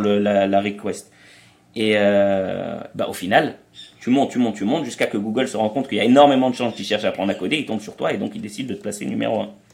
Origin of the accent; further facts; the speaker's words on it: France; moved away as an adult; also born or lived in Israel; on a grandi en France, si tu veux, mais après, on est, on a, on est allé vivre en Israël